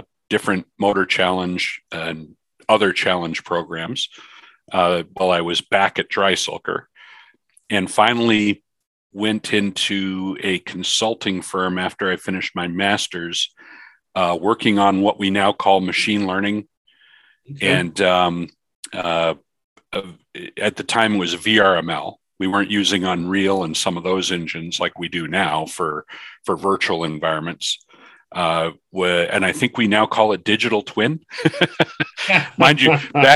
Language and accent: English; Newfoundland and Labrador, Canada; moved away; I grew up in Newfoundland, Canada